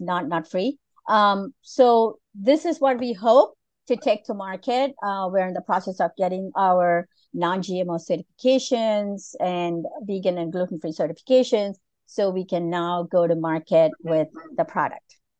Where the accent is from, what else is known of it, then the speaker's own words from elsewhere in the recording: Malaysia; moved away; I was born and raised in Malaysia